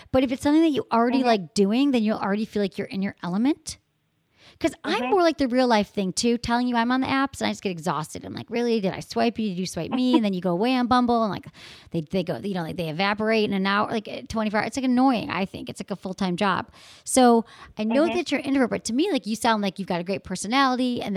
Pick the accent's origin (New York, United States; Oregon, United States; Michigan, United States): Michigan, United States; moved away; from Michigan, my home state